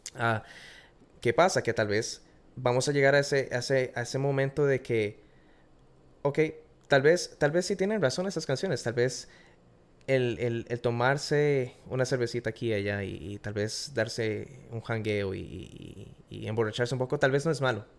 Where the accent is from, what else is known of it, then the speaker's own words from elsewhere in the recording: Costa Rica; moved away as an adult; now in Florida, United States; Soy de Costa Rica, nací en, nací en Costa Rica